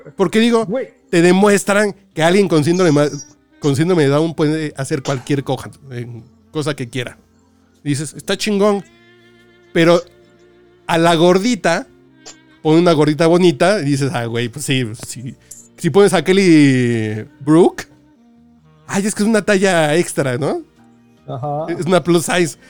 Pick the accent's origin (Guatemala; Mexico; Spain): Mexico; Mexico City; pues soy mexicano, cabrón, soy de Tacubaya, soy más pinche barrio que otra cosa